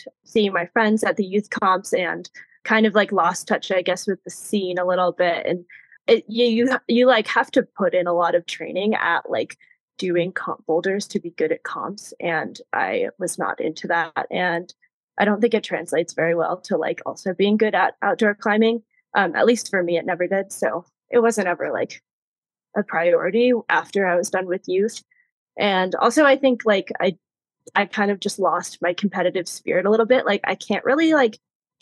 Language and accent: English; East Coast, United States; I grew up on the East Coast